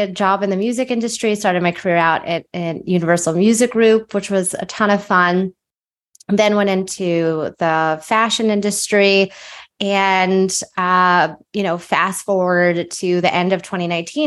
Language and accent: English; outside of Philadelphia, Pennsylvania, United States; moved away as an adult; also born or lived in New Jersey; I grew up outside of Philadelphia